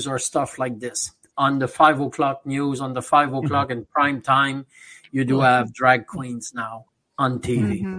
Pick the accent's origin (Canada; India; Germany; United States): Canada; now in Montreal, Canada